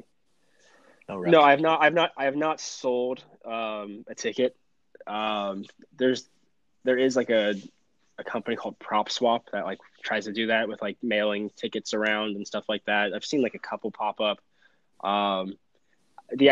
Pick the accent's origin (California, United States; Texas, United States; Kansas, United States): Texas, United States; Houston; moved away; I'm from Houston originally